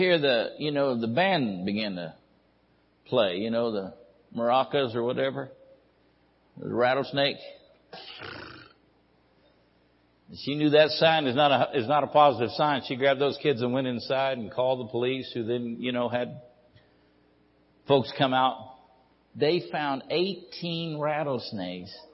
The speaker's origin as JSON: {"language": "English", "town": "Ridgecrest", "region": "California", "country": "United States", "tie": "born or raised there", "said": "I was born and raised over here in Ridgecrest"}